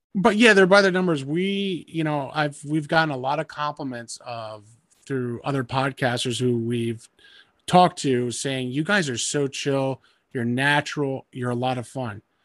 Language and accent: English; Rutherford, New Jersey, United States; moved away; I was from Bergen County